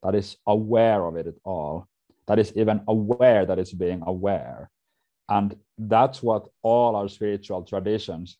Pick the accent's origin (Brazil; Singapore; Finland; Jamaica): Finland; I'm from Finland, from Scandinavia